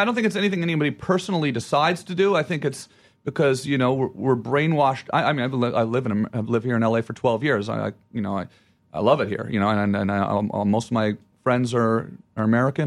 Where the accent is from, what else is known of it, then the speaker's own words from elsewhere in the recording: Ottawa, Ontario, Canada; moved away; where I'm from and I say Ottawa